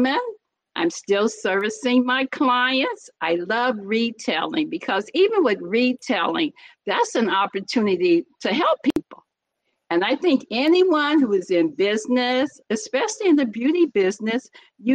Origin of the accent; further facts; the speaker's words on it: Muncie, Indiana, United States; now in Los Angeles, United States; born and raised in Muncie, Indiana